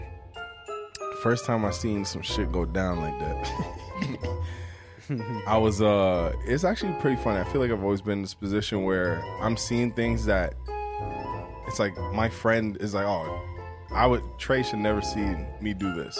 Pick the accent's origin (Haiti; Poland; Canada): Canada; I'm Canadian. With Canadian passport.